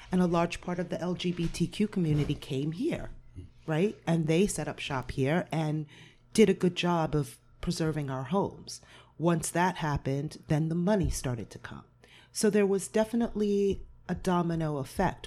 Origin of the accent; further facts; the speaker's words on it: Point Pleasant Beach, New Jersey, United States; moved away as an adult; also born or lived in Cape Cod, Massachusetts; I'm from Point Pleasant Beach